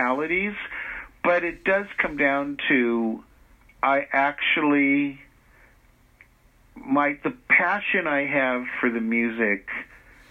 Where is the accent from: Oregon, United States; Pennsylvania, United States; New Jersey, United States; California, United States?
California, United States; Los Angeles; growing up in Hollywood